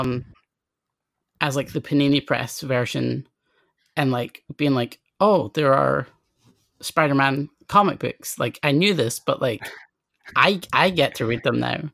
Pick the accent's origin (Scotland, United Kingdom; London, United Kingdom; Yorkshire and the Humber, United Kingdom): Scotland, United Kingdom; I grew up in Scotland, then I grew up in a relatively kind of out of the way town, um, that's kind of like, uh, like half an hour away from Edinburgh.